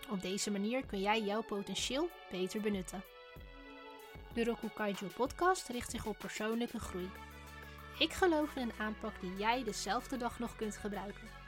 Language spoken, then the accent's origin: Dutch; Netherlands; born there; Ik ben in 1987 geboren in Nederland.